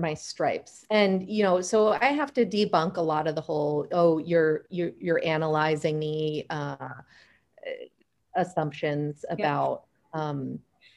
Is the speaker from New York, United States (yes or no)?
no; Silicon Valley, California, United States; I myself was born and raised in Silicon Valley